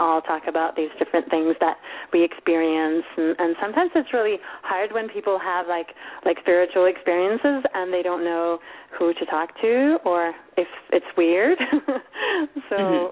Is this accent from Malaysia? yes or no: no; Sweden; moved away; I'm Swedish, or kind of half Swedish. My father was Swedish, and I grew up in Sweden, but my mom's Romanian